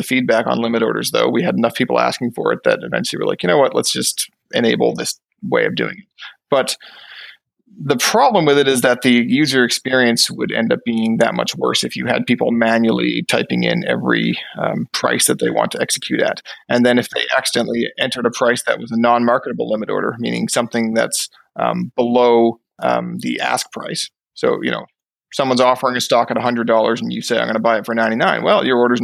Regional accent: Newfoundland and Labrador, Canada; moved away as an adult; now in Fredericton, Canada; I'm personally from Newfoundland. I grew up in Newfoundland. Maybe you can hear a little bit of the accent in my voice

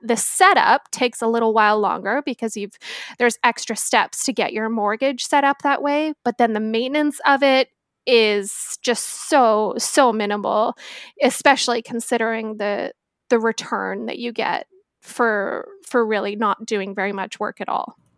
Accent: Victoria, British Columbia, Canada; also born or lived in Northern Ontario; I am born and raised in Victoria, spent a small amount of time in Northern Ontario, and decided that winters were not for me, so came flying back to the West Coast

